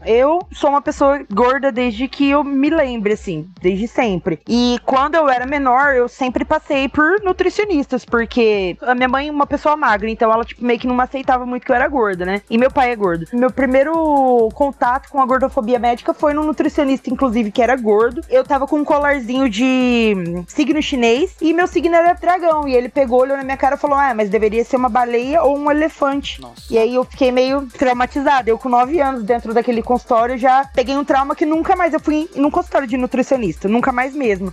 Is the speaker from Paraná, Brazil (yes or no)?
yes; Paraná, Brazil; sou do Paraná